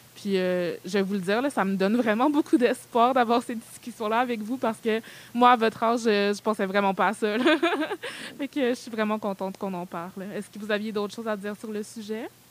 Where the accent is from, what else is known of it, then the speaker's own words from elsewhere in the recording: Montreal, Quebec, Canada; also born or lived in Benin; je suis née au Bénin et je suis arrivée au Canada vers l'âge de 3 ans et demi